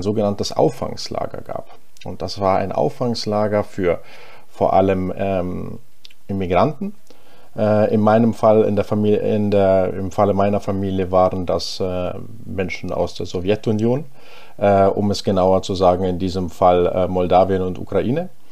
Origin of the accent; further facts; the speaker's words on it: Ingolstadt, Bavaria, Germany; first language German; also born or lived in Unna, North Rhine-Westphalia; ich komme ursprünglich aus, äh, aus Ingolstadt. Äh, das heißt, im, im tiefsten Oberbayern bin ich da aufgewachsen